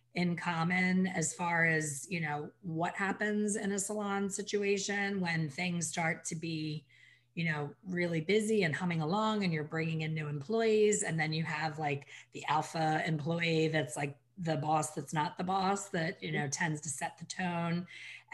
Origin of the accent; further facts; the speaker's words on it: Ambler, Pennsylvania, United States; Ambler, Pennsylvania, my hometown